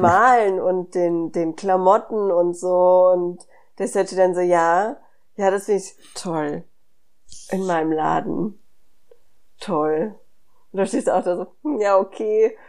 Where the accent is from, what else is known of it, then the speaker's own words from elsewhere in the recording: Hanau, Hesse, Germany; ich bin ja in Hanau groß geworden